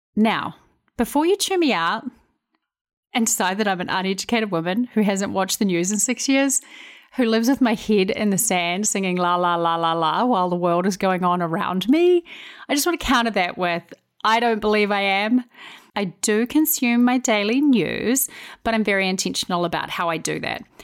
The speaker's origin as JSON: {"language": "English", "country": "New Zealand", "moved": "as an adult", "lives_now": "United States", "said": "I'm originally from New Zealand."}